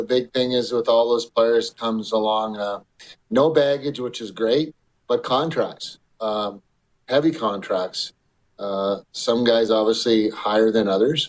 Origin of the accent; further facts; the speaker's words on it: Canada; being a Canadian